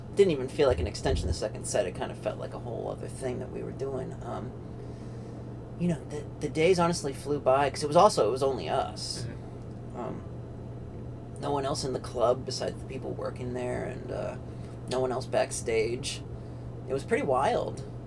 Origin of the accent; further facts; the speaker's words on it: Pennsylvania, United States; now in North Carolina, United States; I'm in North Carolina, but I grew up in Pennsylvania